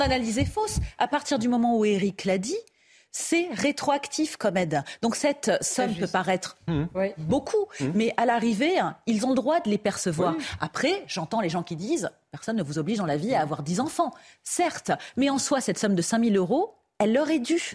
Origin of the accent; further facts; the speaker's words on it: France; nous en tant que Français